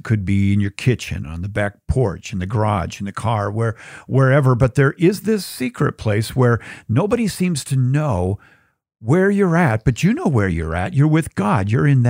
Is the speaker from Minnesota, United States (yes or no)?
yes; Bloomington, Minnesota, United States; Well, when I was growing up in Bloomington, Minnesota, in the burbs, I was really big into creating secret places.